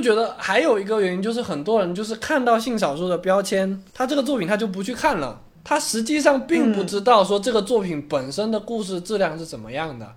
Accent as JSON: {"language": "Chinese", "country": "China", "said": "在我们中国人看来"}